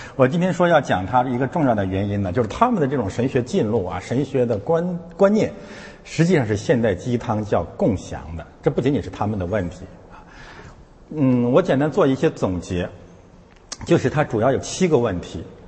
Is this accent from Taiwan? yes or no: no; China; 我们也是中国人